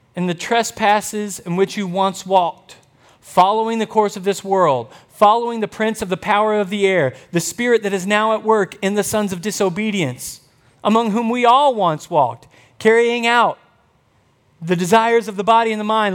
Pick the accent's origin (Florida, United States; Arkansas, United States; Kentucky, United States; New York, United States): Arkansas, United States; Camden; growing up in Camden, Arkansas